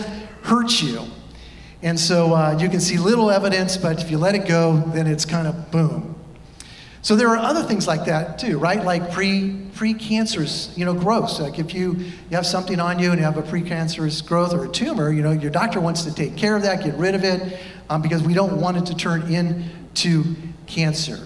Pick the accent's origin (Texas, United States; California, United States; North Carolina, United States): California, United States; now in Ohio, United States; I am from California